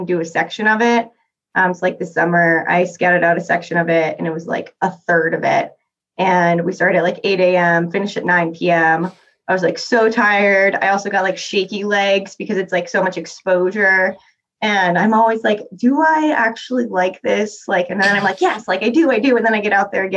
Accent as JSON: {"language": "English", "region": "Florida", "country": "United States", "tie": "born or raised there", "moved": "yes", "lives_now": "Salt Lake City, United States", "said": "I grew up in Florida"}